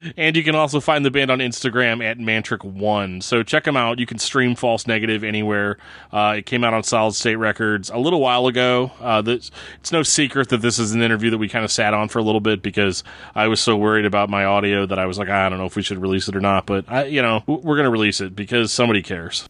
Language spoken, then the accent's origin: English; United States; also born or lived in St. Louis; as an American